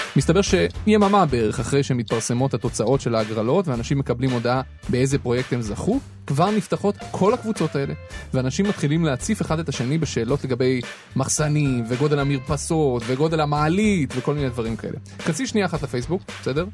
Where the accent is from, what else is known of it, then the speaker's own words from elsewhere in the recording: Petah Tikva, Central District, Israel; אני גדלתי בפתח תקווה